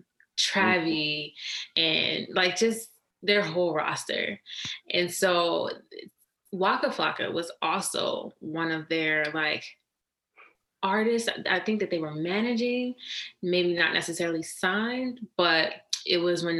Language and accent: English; Washington, District of Columbia, United States; moved away as an adult; also born or lived in New York City; born and raised in Washington, D.C.